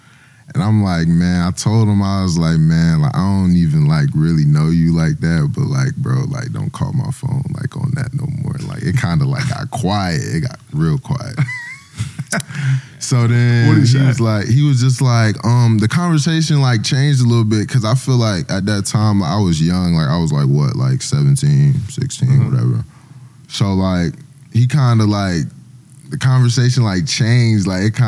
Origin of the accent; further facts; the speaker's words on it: Snellville, Georgia, United States; moved away as an adult; defensive end, number 7 From Snellville, Georgia.